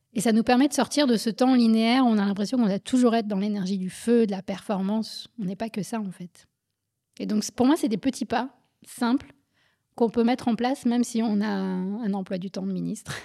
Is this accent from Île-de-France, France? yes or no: yes; Paris suburbs, Île-de-France, France; moved away; also born or lived in Berlin, Germany / Guadeloupe; J'ai grandi en France, en banlieue parisienne, puis à Berlin